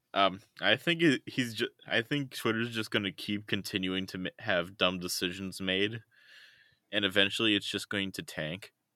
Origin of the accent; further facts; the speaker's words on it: United States; I'm an American